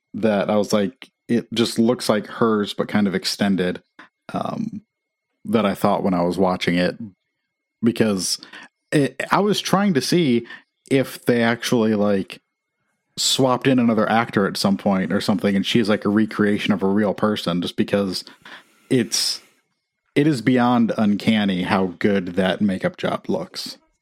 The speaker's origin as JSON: {"language": "English", "region": "Midwest", "country": "United States", "tie": "born or raised there", "moved": "yes", "lives_now": "Nashville, United States", "said": "I grew up in Amish country"}